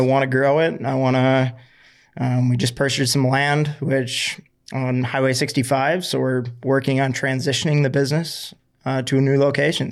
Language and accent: English; Florida, United States